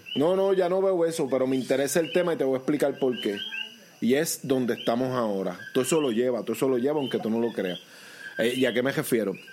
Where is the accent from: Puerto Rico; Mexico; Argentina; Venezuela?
Puerto Rico; amo mi país